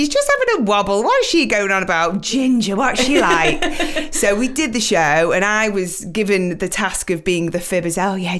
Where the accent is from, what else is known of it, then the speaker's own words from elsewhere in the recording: United Kingdom; you know, being British, always flying the flag around the world, to be at the Olympics and be able to perform again, you know, it was an honor for us